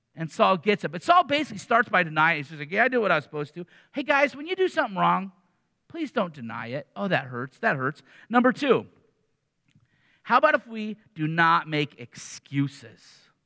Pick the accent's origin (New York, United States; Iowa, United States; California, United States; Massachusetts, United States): Iowa, United States; Iowa City; I grew up in Iowa City